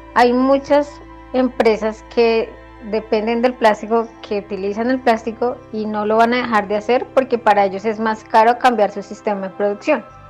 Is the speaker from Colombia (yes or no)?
yes; Colombia; nosotros como colombianos